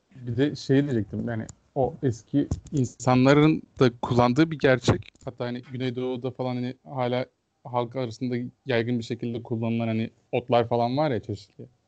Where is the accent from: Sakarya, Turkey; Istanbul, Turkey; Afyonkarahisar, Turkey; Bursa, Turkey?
Afyonkarahisar, Turkey; benim şehrim Afyon.